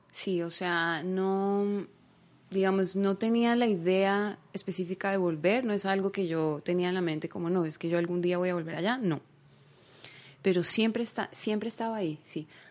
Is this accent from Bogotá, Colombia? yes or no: yes; Bogotá, Colombia; moved away as an adult; now in Israel; yo nací allá, pero pues yo crecí en Latinoamérica, yo crecí en Colombia, yo crecí en Bogotá, yo soy Rola